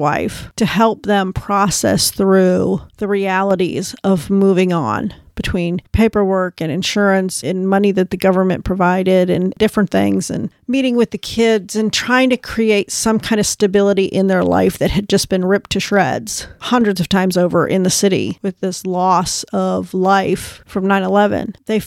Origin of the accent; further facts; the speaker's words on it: United States; as an American or a woman from the West